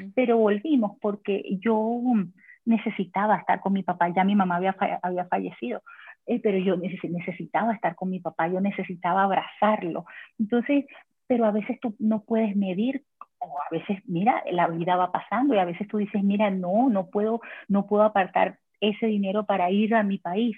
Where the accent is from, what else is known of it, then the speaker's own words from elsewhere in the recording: Venezuela; moved away as an adult; now in Canada; yo vengo de Venezuela.